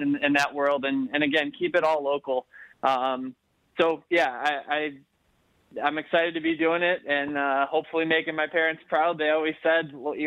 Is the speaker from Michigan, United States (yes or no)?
yes; Livonia, Michigan, United States; I grew up in Livonia and always loved coming down to Detroit